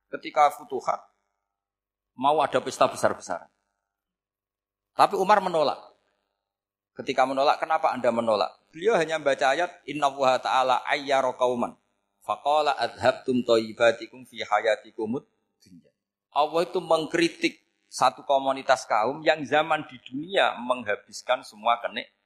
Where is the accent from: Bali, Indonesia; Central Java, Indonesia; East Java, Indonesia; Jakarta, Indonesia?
Central Java, Indonesia; Rembang; saya orang Rembang. Hidup di Jogja ya manfaat, di Jember ya manfaat di mana-mana.